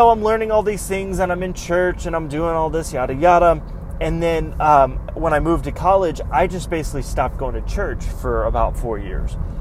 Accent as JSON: {"language": "English", "town": "Greenville", "region": "South Carolina", "country": "United States", "tie": "born or raised there", "also_born_or_lived": "Central Florida", "moved": "yes", "lives_now": "Florida, United States", "said": "I grew up in South Carolina"}